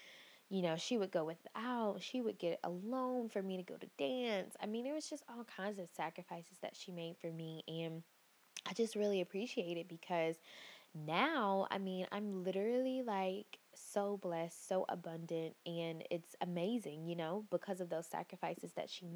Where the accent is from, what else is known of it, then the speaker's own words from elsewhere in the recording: Picayune, Mississippi, United States; I am originally from Picayune, Mississippi, and it is a very small town, like really, really small. And I grew up in a two-parent household